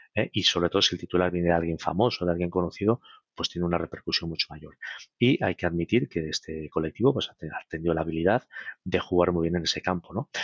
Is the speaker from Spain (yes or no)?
yes; Spain